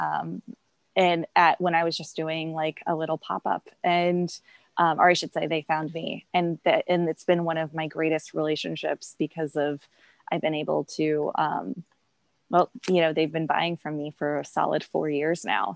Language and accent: English; St. Louis, Missouri, United States; moved away as an adult; also born or lived in Chicago; I grew up in St. Louis and I love it here.